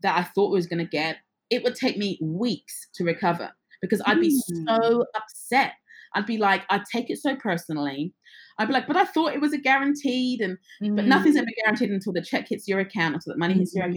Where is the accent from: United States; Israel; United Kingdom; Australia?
United Kingdom; England; I was born and raised in England, but my parents are from the Caribbean.